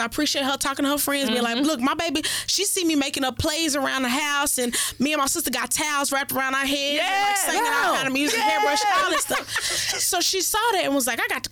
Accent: Fort Worth, Texas, United States; I grew up in Fort Worth, Texas

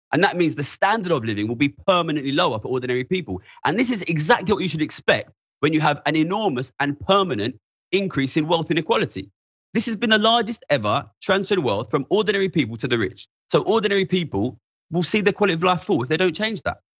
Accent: London, United Kingdom; I'm from East London, near the financial centre.

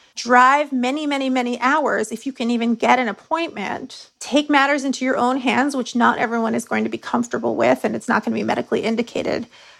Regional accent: Texas, United States; As a Texan, if you could get an abortion fund to help you get on a plane, that might end up being your best bet.

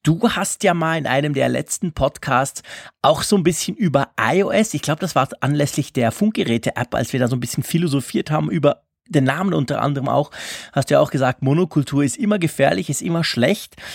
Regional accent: Switzerland; bei uns in der Schweiz

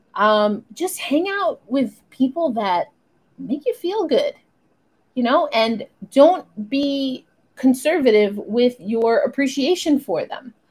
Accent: New York, United States; as a New Yorker, as an East Coaster

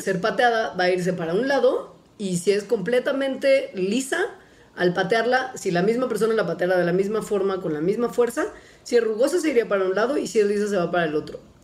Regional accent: Mexico; also born or lived in Mexico City; uno como mexicano está acostumbrado a vivir en la CDMX

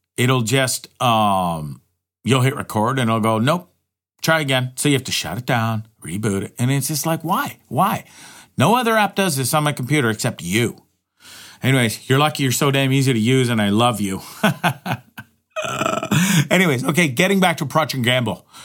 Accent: Hamilton, Ontario, Canada; moved away as an adult; also born or lived in Toronto, Ontario / Banff, Alberta / Orillia, Ontario; I was born and raised in Hamilton, Ontario

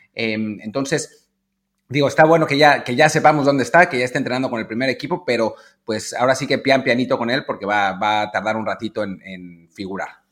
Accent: Mexico; como aficionados mexicanos

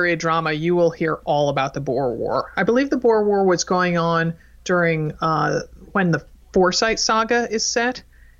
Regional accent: Connecticut, United States; now in Portland, United States; Oh, I grew up in Connecticut. That explains a lot. Yeah. So, but now that I live here in Oregon

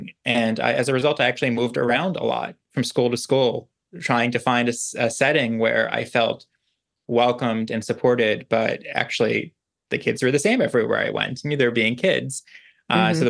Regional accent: New York City, New York, United States; I grew up on Staten Island

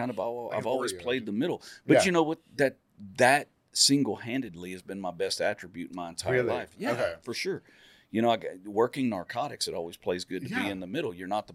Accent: Waco, Texas, United States; also born or lived in Valley Mills, Texas; I grew up in South Waco

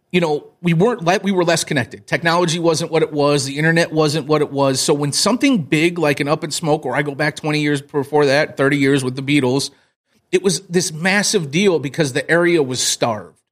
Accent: South Bend, Indiana, United States; I grew up in South Bend, Notre Dame, Indiana

